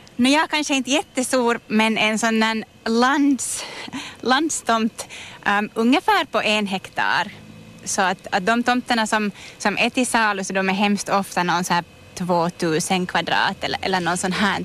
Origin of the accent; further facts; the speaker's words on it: Virkby, Uusimaa, Finland; Jag är hemma från Virkby och har spenderat en jättestor del av mitt liv här i Kärrin